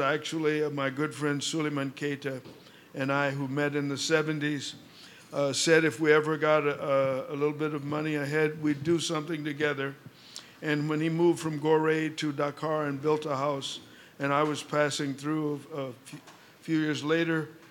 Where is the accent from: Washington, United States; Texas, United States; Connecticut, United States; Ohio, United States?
Texas, United States; Houston; I grew up in the United States, but not in a New York, Chicago, or Los Angeles, but in Houston, Texas, which was the legally segregated South.